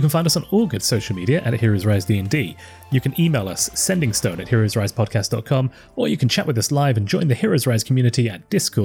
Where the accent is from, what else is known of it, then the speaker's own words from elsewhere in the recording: United Kingdom; I'm from Britain